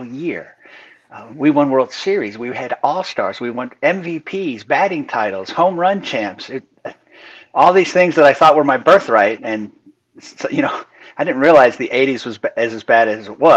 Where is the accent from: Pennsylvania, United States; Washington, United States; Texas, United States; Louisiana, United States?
Pennsylvania, United States; Meadville; now in Alabama, United States; I was born in Meadville